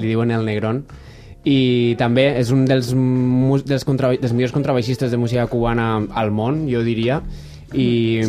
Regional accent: Valencia, Valencian Community, Spain; sóc valencià

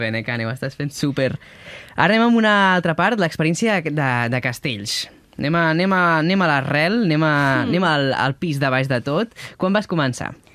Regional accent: Catalonia, Spain; com som els catalans

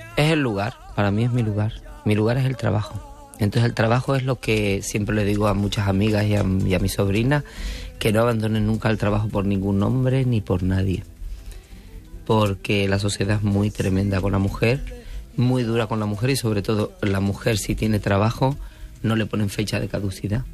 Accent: Canary Islands, Spain; Yo soy canaria, no. Y no vivo mi tierra con esa pasión.

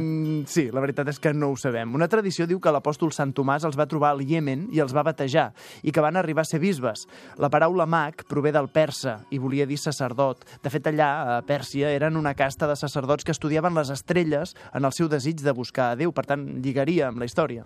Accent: Canet de Mar, Catalonia, Spain; al meu poble, Canet de Mar

